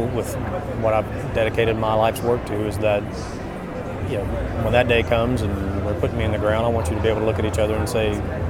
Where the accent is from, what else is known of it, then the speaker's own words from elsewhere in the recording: Northeast Arkansas, United States; I'm originally from Northeast Arkansas and grew up kind of in the country